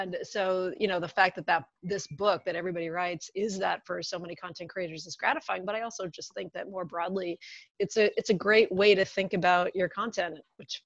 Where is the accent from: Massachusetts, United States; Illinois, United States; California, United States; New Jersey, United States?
Massachusetts, United States; just outside of Boston; I grew up just outside of Boston